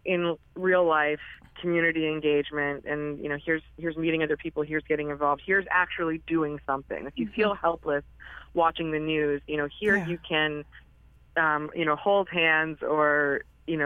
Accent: North Carolina, United States; I was born and raised in North Carolina

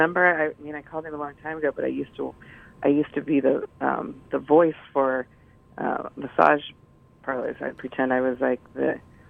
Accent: Russia; English is a second language; now in United States; well, I'm American now, but I've come from Russia at a time. Like, a really bad accent.

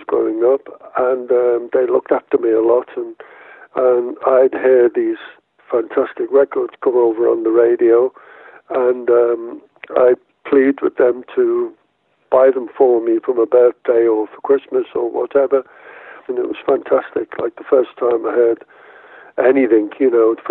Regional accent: Liverpool, North West England, United Kingdom; I was born in Liverpool.

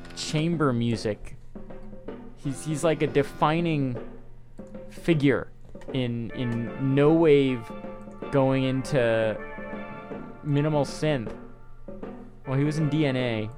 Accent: New York, United States; accent: New York; It's my New York accent.

